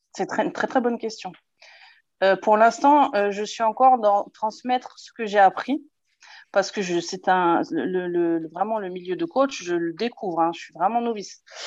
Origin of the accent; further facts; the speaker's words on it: Alsace, Grand Est, France; Je coach une, équipe de seniors filles en National 2 chez moi en Alsace